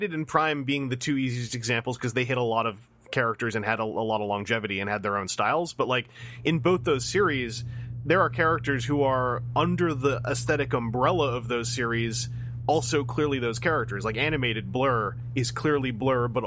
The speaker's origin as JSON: {"language": "English", "country": "Canada", "said": "I'm just a Canadian."}